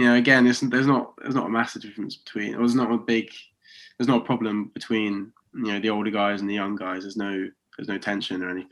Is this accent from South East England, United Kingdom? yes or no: yes; Oxford, South East England, United Kingdom; moved away as an adult; now in Coventry, United Kingdom; I'm from Oxford, but I'm living in Coventry.